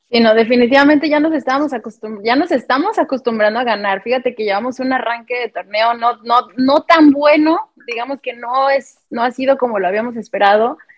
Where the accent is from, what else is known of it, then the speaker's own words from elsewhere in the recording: Mexico; como mexicanos